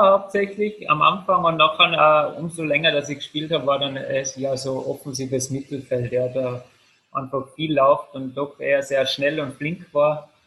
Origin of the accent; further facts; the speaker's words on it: Salzburg, Austria; Also ich komme ja doch aus Salzburg.